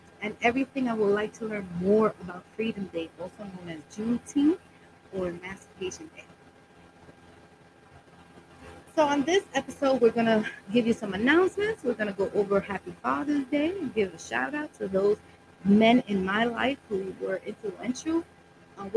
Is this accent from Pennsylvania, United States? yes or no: no; New York City, New York, United States; also born or lived in Brooklyn, New York City; I was born in Brooklyn, raised in Washington Heights, and now living in the Bronx